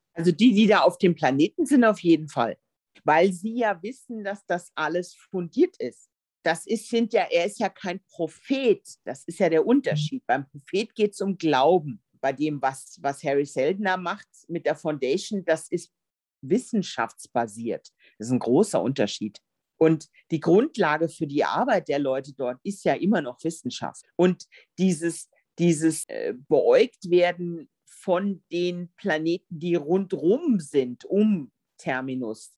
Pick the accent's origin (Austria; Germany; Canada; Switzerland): Germany; bei uns in Deutschland